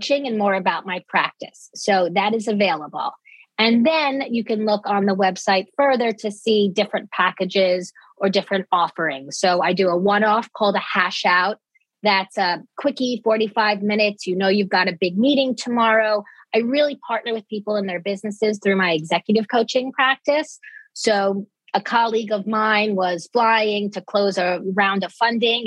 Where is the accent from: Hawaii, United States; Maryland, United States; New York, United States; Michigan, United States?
New York, United States; Dix Hills; I grew up on Long Island. I consider myself very much a Long Island girl